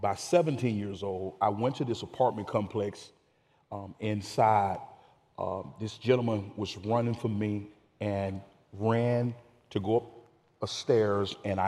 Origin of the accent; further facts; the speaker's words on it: Amory, Mississippi, United States; moved away as an adult; also born or lived in Dallas, Texas; now in Frisco, Texas, United States; I'm from Amory, Mississippi, which is central between Birmingham, Alabama, and Memphis, Tennessee